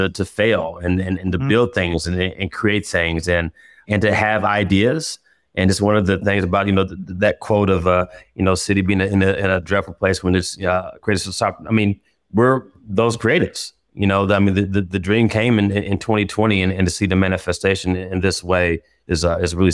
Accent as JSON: {"language": "English", "town": "Indianapolis", "region": "Indiana", "country": "United States", "tie": "born or raised there", "said": "Uh, growing up, as I mean, in Indianapolis, man"}